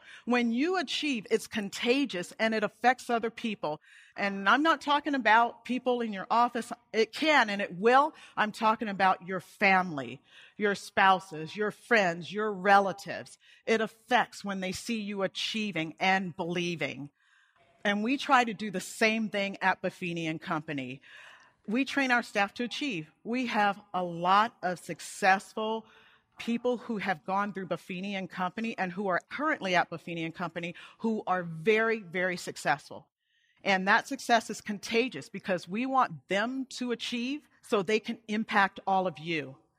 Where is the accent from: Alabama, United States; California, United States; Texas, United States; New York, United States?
Alabama, United States; Montgomery; And we grew up in Montgomery, Alabama, at a base called Maxwell Air Force Base.